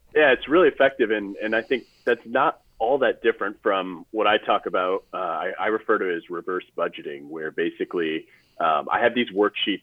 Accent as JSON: {"language": "English", "town": "St. Louis", "region": "Missouri", "country": "United States", "said": "I'm from St. Louis"}